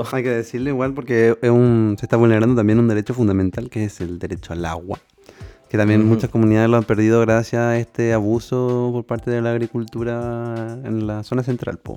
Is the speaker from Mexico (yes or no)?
no; Chile; ¿crees que estemos preparados como chilenos a, enfrentar una unión?